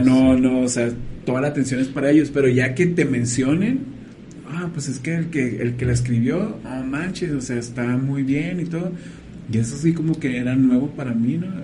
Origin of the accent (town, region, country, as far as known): Mexico